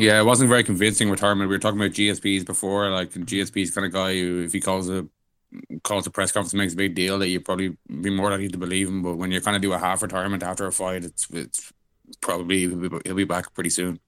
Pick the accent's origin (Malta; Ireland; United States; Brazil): Ireland; I'm Irish